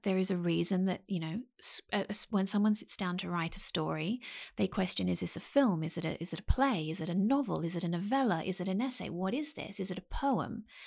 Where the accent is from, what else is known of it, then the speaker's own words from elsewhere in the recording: Sydney, New South Wales, Australia; I spent most of my life in Sydney, Australia, um, a place called Mount Pritchard